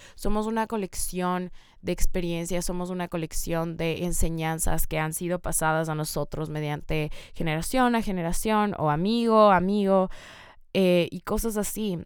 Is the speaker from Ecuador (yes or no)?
yes; Ecuador; moved away; yo soy de Ecuador